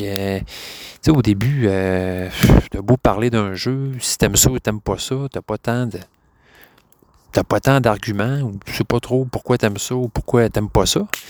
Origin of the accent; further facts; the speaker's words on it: Quebec, Canada; je suis québécois